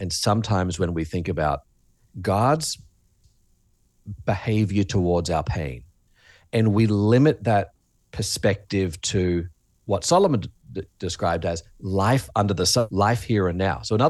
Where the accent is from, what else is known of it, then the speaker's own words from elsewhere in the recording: Australia; accent: Australian; you talked about my accent earlier, mm-hmm, Australia.